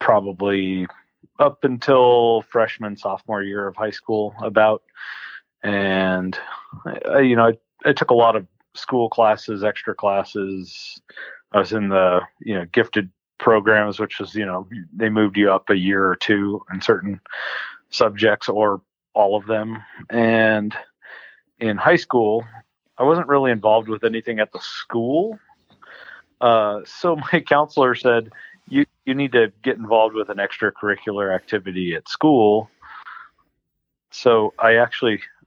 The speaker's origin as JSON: {"language": "English", "town": "Phoenix", "region": "Arizona", "country": "United States", "tie": "born or raised there", "said": "I was born in Phoenix, so 100 miles north of where I'm living now. And pretty much, we moved houses, but lived in Phoenix all the way up through high school"}